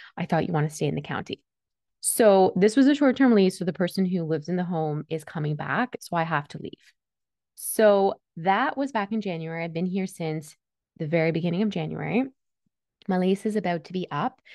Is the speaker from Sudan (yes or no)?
no; Toronto, Ontario, Canada; English is a second language; also born or lived in Switzerland; I was born and raised in Switzerland. I came here because I needed to get away from my dad. And it wasn't a smooth transition. I came to Canada when I was eight, and I didn't speak a word of English